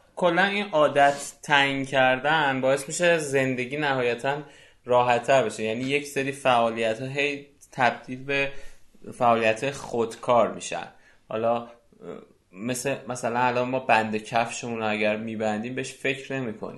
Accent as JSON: {"language": "Persian", "country": "Iran", "said": "ما که ایرانی هستیم"}